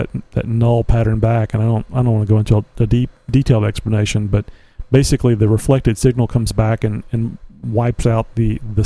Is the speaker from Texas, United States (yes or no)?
yes; Texas, United States; I'm from Texas.